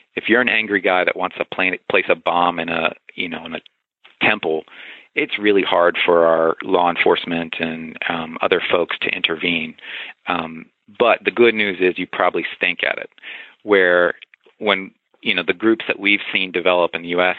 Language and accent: English; the South, United States; I grew up in the South